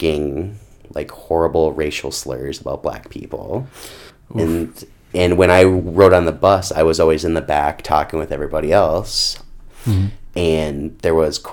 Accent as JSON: {"language": "English", "town": "Rockford", "region": "Minnesota", "country": "United States", "tie": "born or raised there", "also_born_or_lived": "Buffalo, Minnesota", "said": "I grew up in Rockford, went to school in Rockford for quite a long time."}